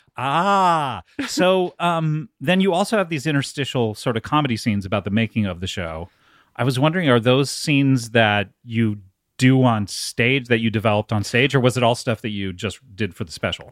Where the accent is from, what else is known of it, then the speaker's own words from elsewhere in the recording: Orange County, California, United States; Orange County, California